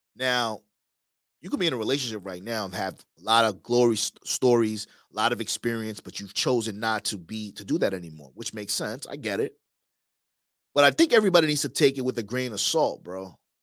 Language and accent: English; New York, United States; moved away; also born or lived in Miami; I was from New York. I had that New York swag.